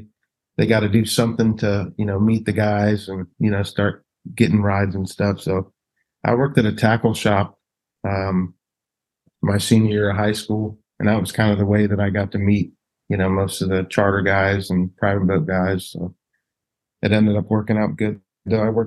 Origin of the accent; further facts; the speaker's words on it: Pensacola, Florida, United States; also born or lived in California; grew up in Pensacola